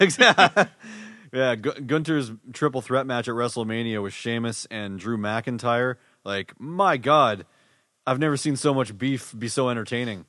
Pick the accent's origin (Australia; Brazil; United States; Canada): Canada; Winnipeg, Manitoba; we're from Winnipeg